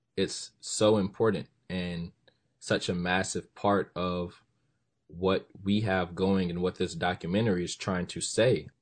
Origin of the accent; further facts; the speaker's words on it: Los Angeles, California, United States; moved away as an adult; where are you from?" And I say, "Los Angeles.